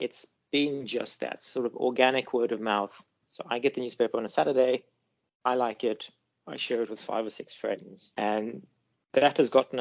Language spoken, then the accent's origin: English; Botswana; also born or lived in Eswatini / Limpopo, South Africa; now in South Africa; Then I did most of my growing up in Botswana and then in the Limpopo province of South Africa.